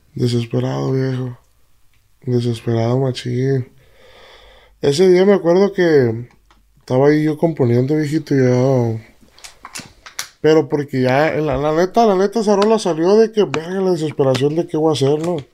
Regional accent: Tomatlán, Jalisco, Mexico; Yo soy de Tomatlán, Jalisco

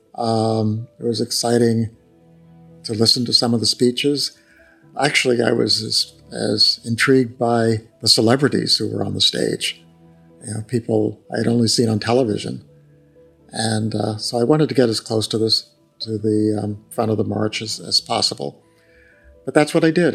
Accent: New Mexico, United States; Growing up in New Mexico

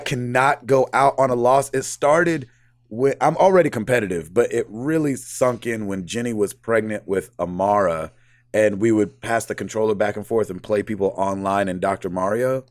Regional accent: Santa Cruz, California, United States; also born or lived in San Francisco; I was born in Santa Cruz, California, and lived there until my parents divorced

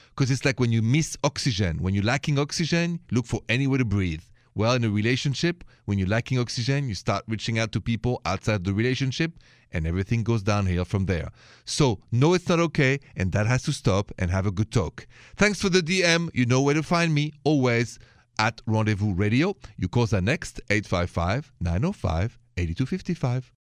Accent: Paris, Île-de-France, France; now in United States; You know I'm French. Français Américain, French American. And so I come from Paris.

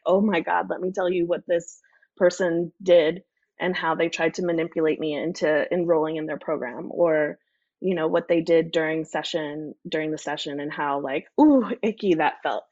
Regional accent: New York City, New York, United States; now in Idaho, United States; I'm from New York City. I grew up in New York City

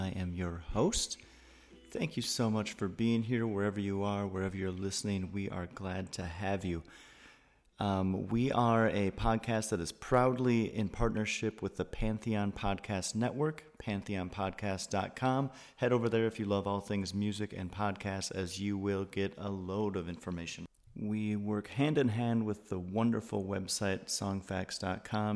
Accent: Wisconsin, United States; I'm from Wisconsin

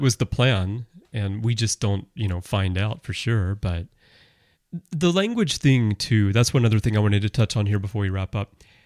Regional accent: United States; moved away as an adult; also born or lived in Russia; now in Japan; I, I'm American, I grew up in America, but I've lived in Russia, I live in Japan now, I've lived here

